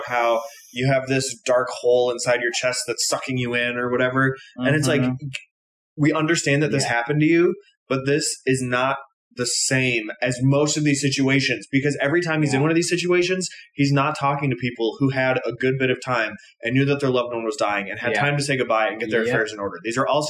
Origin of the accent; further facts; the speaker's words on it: Midwest, United States; In Hawaii, they have these sirens, which, like, growing up in the Midwest, we have sirens, but they're for tornadoes.